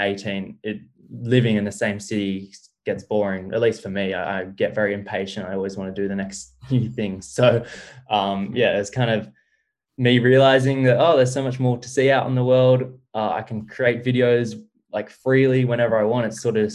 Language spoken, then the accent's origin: English; Sydney, New South Wales, Australia; growing up in Sydney and growing up in Australia, my whole life